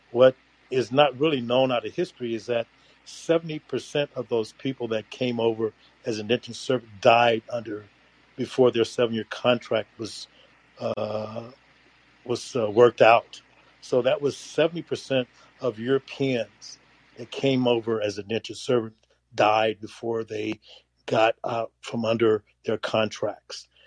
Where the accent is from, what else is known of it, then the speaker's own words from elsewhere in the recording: United States; I have an American of African descent, and I'm wholeheartedly American because there's no other home that I know of than America.